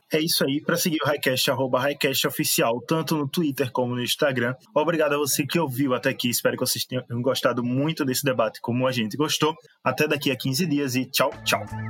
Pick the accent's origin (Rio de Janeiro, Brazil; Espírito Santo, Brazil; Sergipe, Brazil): Sergipe, Brazil; Aracaju; Eu e … somos de Aracaju